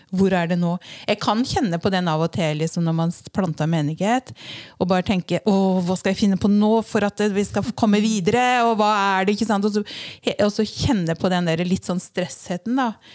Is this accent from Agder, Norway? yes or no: no; Vinje, Vestfold og Telemark, Norway; now in Fornebu, Norway; jeg er født og oppvokst i Vinje